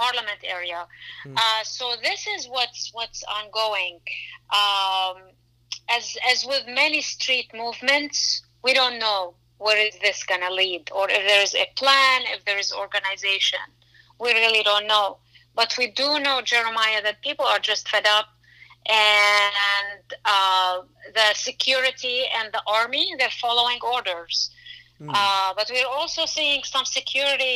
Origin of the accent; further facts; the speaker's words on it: Lebanon; moved away; I grew up in Lebanon during the war.